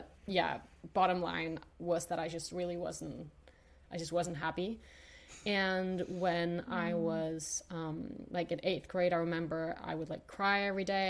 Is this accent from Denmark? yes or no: yes; Denmark; I grew up in Denmark. I'm Danish